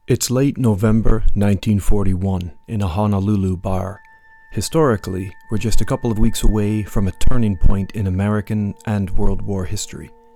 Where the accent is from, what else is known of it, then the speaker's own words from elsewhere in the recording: Eastern Canada, Canada; now in Scotland; Growing up in the east of Canada